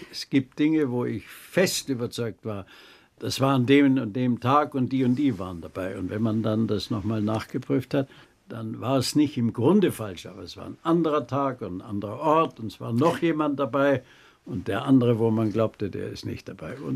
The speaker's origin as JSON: {"language": "German", "region": "Bavaria", "country": "Germany", "said": "als Bayer sage ich vom"}